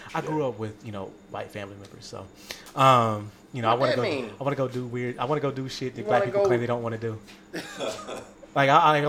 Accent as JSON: {"language": "English", "region": "Indiana", "country": "United States", "tie": "born or raised there", "moved": "yes", "lives_now": "Las Vegas, United States", "said": "When I grew up in Indiana"}